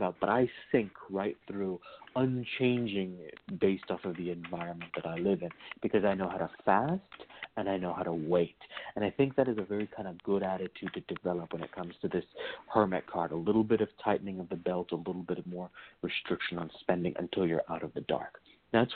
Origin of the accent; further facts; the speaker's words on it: Virginia, United States; I was raised in the Hoodoo tradition in Virginia